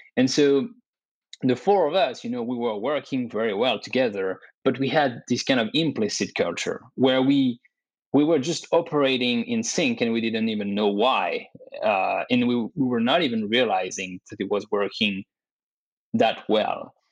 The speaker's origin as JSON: {"language": "English", "country": "France", "tie": "born or raised there", "also_born_or_lived": "Dubai / Canada", "moved": "as an adult", "lives_now": "United States", "said": "I was born and raised in France"}